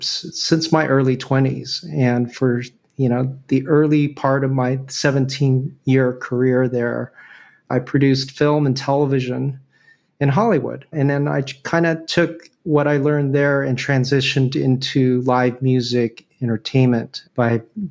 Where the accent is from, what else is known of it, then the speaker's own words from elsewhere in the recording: Venezuela; born there; I don't, but I was born in Venezuela, if that counts.